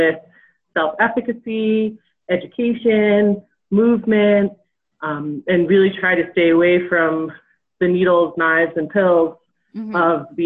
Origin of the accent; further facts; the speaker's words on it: 45 minutes north of New York City, United States; moved away as an adult; also born or lived in Provo, Utah; now in Jackson, United States; I grew up originally in New York, so about 45 minutes north of New York City